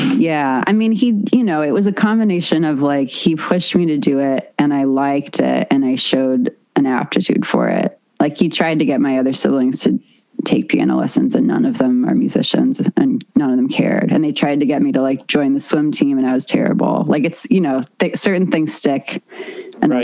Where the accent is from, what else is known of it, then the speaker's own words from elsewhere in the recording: Los Angeles, California, United States; I grew up on the West side